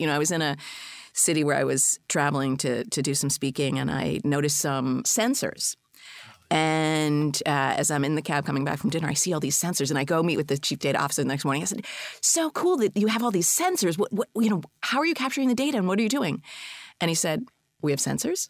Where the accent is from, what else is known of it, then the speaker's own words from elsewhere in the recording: Boston, Massachusetts, United States; I'm a Bostonian